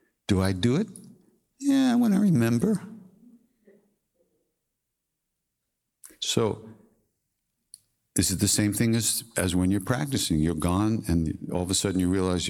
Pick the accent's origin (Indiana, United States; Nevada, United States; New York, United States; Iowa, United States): New York, United States; Long Island; I'm from Long Island